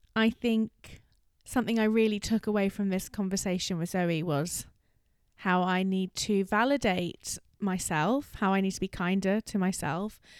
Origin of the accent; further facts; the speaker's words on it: London, United Kingdom; I'm a Londoner